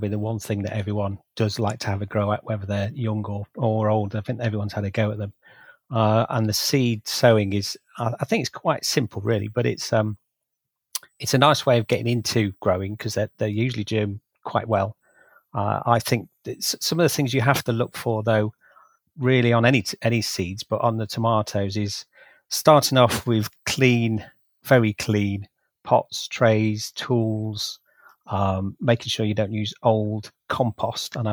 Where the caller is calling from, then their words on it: Spalding, East Midlands, United Kingdom; Uh, I'm joining you from the flatlands of South Lincolnshire. It's a sort of Spalding area